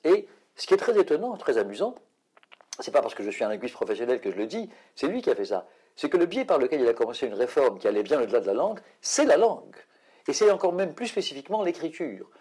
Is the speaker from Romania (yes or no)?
no; France; chez nous en France